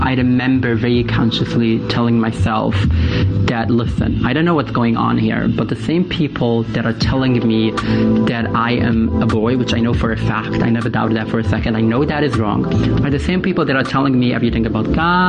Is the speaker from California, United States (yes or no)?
no; New York City, New York, United States; I grew up in Williamsburg in Brooklyn, New York. I was raised as my parents' first son.